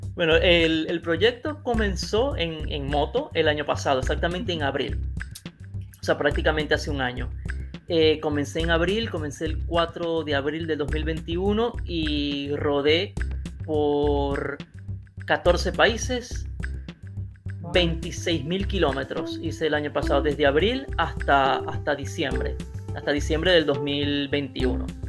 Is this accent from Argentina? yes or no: no; Maracaibo, Zulia, Venezuela; moved away as an adult; now in Italy; soy venezolano de Maracaibo y en Italia tengo desde el 2016. Yo prácticamente, o sea, prácticamente viví toda mi vida en Venezuela